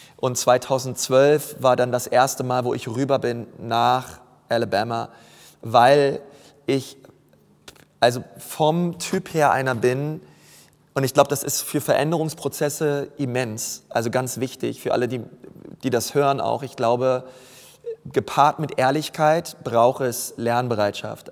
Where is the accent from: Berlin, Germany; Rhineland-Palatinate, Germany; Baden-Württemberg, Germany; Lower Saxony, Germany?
Berlin, Germany; moved away as an adult; also born or lived in Franconia; Ich bin Berliner